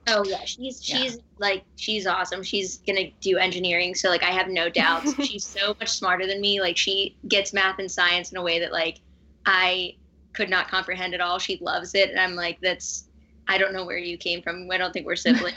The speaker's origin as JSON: {"language": "English", "town": "Pittsburgh", "region": "Pennsylvania", "country": "United States", "tie": "born or raised there", "said": "I was raised in Pittsburgh, Pennsylvania."}